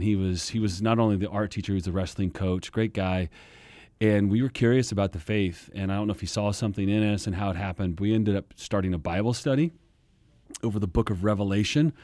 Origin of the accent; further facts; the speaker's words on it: Kansas, United States; moved away as an adult; also born or lived in Texas; now in Phoenix, United States; Born and raised in Kansas